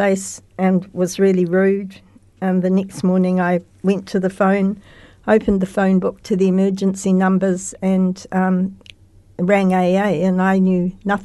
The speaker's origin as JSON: {"language": "English", "town": "Christchurch", "region": "Canterbury", "country": "New Zealand", "tie": "born or raised there", "said": "Christchurch all my life, except for working."}